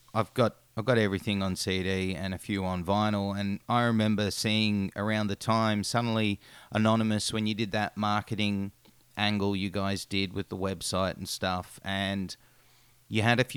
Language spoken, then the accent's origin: English; Australia; I'm Australian